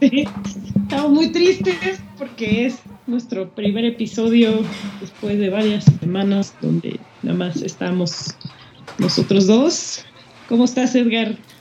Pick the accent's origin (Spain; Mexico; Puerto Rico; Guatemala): Mexico; nosotros mexicanos malinchistas